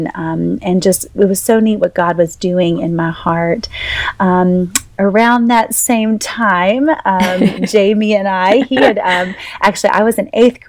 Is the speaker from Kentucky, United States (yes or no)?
no; North Carolina, United States; born or raised there; moved away as an adult; also born or lived in Boca Raton, Florida, United States; now in New Orleans, United States